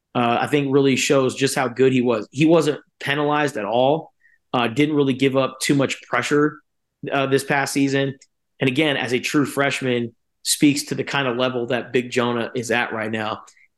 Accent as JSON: {"language": "English", "town": "Tucson", "region": "Arizona", "country": "United States", "said": "I'm from Tucson, Arizona, so I wear shorts 340 days out of the year."}